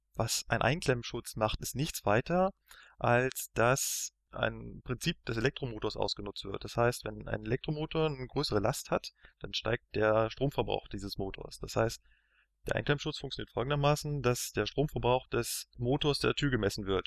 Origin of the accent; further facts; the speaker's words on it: Berlin, Germany; ich bin in Berlin aufgewachsen